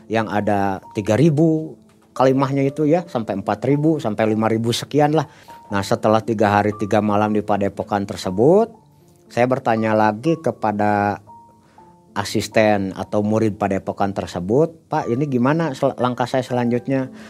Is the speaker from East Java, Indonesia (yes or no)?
no; Bandung, West Java, Indonesia; Saya kebetulan kami berdua dari Bandung.